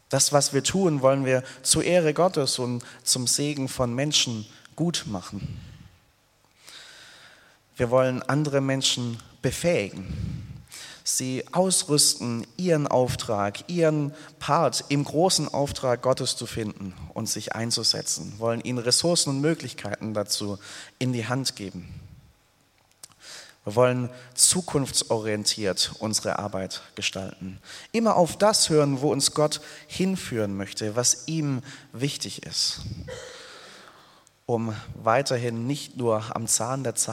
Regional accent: Hemmingen, Baden-Württemberg, Germany; Ich habe sieben Jahre hinweg in einem Musikverein im Spielmanns- und Fanfarenzug in meinem Heimatort Hemmingen gespielt, Querflöte gespielt.

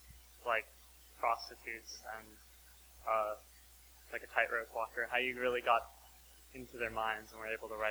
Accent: Palo Alto, California, United States; I'm from Palo Alto, California.

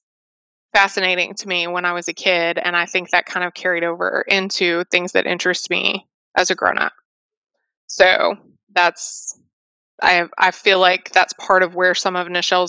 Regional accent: Fort Worth, Texas, United States; I grew up in Fort Worth.

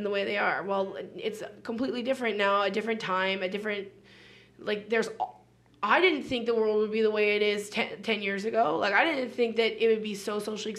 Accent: Edmonton, Alberta, Canada; I grew up in Edmonton

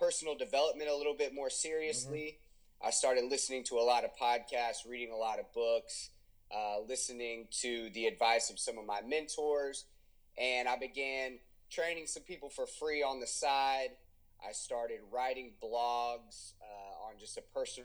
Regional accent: Houston, Texas, United States; also born or lived in Austin, Texas; I live in Houston, Texas with my wife, Brittany, my almost 4-year-old daughter, Aubrey, and my 7-month-old son, Gavin. So I was born and raised here in Houston

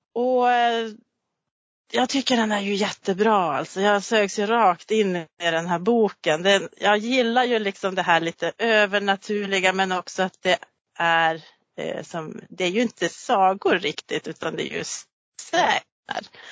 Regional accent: Gammelstad, Norrbotten County, Sweden; jag är uppvuxen i Gammelstad också

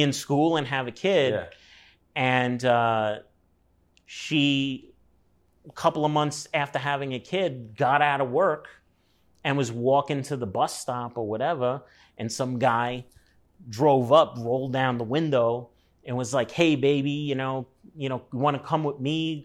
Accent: New York City, New York, United States; moved away as an adult; also born or lived in Los Angeles, United States; Moved within a mile of where I was born in Brooklyn

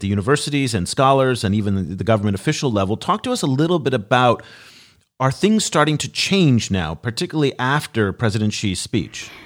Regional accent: United States; as an American

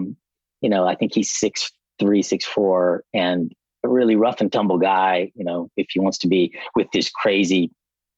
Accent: Lexington, Kentucky, United States; moved away as an adult; now in California, United States; I'm from Kentucky, Lexington, okay. Kentucky.

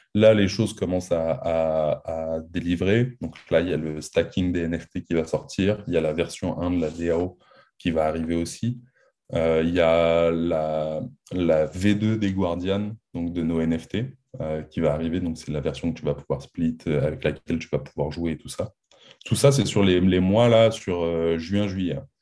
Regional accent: France; on est français, on a toujours vécu en France, on a fait nos études en France.

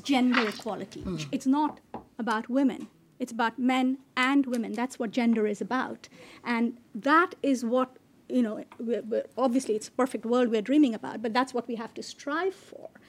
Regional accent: Bangladesh; I come from Bangladesh.

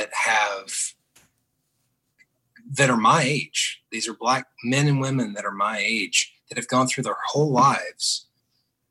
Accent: the South, United States; also born or lived in Knoxville, Tennessee / Atlanta, Georgia / Muscle Shoals, Alabama; now in Birmingham, United States; I'm a guy who was born and raised in the South. My whole life I've lived here

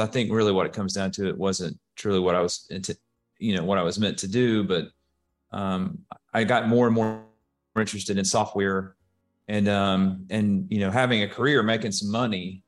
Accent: Hueytown, Alabama, United States; I am from the Birmingham area. I actually grew up in Huey Town and, uh, went to high school there.

